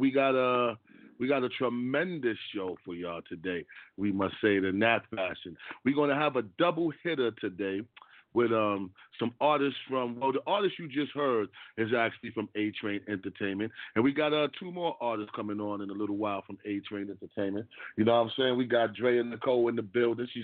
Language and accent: English; New York City, New York, United States; I'm from Harlem, from the same neighborhood as CP5